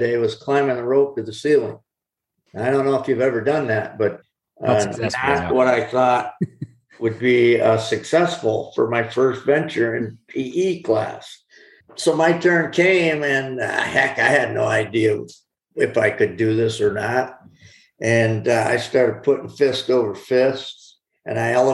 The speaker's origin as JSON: {"language": "English", "town": "Corning", "region": "New York", "country": "United States", "tie": "born or raised there", "said": "my hometown of Corning, New York"}